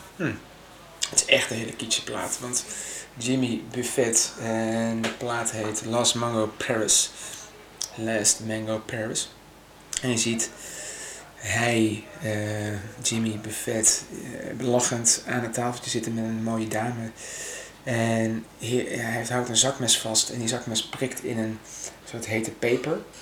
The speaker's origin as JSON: {"language": "Dutch", "town": "Maastricht", "region": "Limburg", "country": "Netherlands", "tie": "born or raised there", "moved": "as an adult", "lives_now": "Amsterdam, Netherlands", "said": "Ik kom mezelf uit Maastricht. En ja, daar ben ik gewoon eh, geboren."}